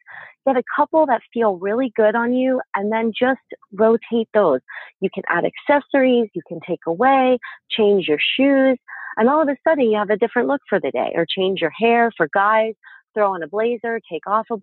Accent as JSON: {"language": "English", "region": "Pennsylvania", "country": "United States", "tie": "born or raised there", "moved": "yes", "said": "my hometown in Pennsylvania"}